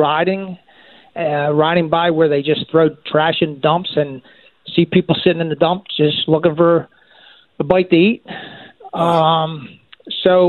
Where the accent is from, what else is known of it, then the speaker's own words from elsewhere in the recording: Philadelphia, Pennsylvania, United States; We grew up in South Philly